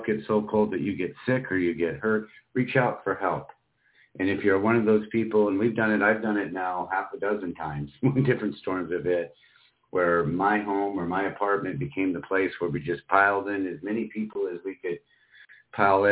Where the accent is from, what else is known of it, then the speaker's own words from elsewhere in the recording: Iowa, United States; also born or lived in Miami, Florida; now in Spokane, United States; places like Iowa, where I grew up